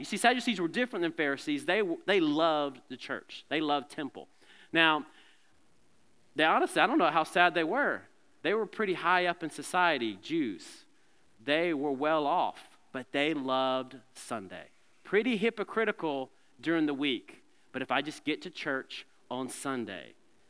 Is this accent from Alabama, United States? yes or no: yes; Alabama, United States; And I'm from Alabama. What do you expect?